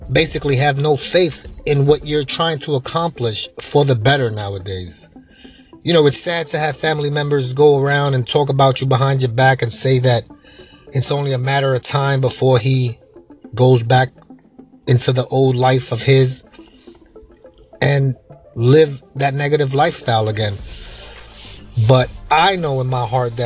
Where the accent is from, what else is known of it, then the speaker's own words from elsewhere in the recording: New York, United States; now in Florida, United States; I'm from New York, but the state of Florida where I live now